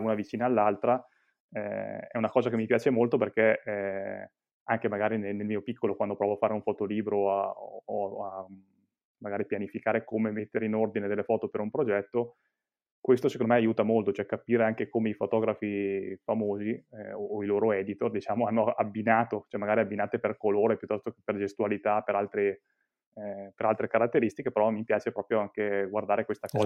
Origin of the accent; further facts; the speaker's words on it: Mantua, Lombardy, Italy; io sono di Mantova, Mantova che si trova in Lombardia